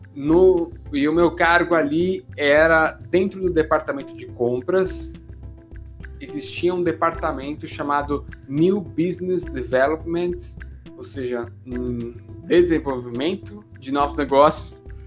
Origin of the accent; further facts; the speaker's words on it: Santos, São Paulo, Brazil; moved away as an adult; Eu sou de Santos aqui e para mim era muito novidade morar em São Paulo